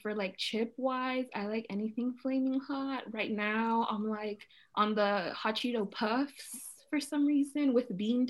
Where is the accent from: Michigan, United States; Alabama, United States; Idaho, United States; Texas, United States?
Texas, United States; Dallas; also born or lived in Los Angeles; I'm from Dallas, Texas